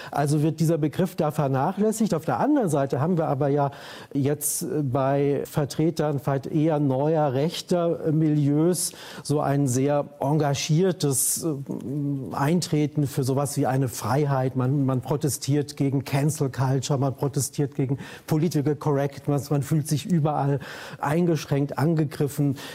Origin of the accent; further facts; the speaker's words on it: West Germany, Germany; Neurauch kommt aus dem Osten, ich komme aus dem Westen.